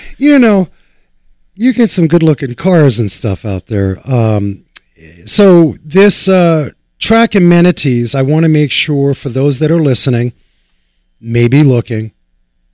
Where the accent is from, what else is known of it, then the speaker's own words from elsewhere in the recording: New York, United States; me growing up in New York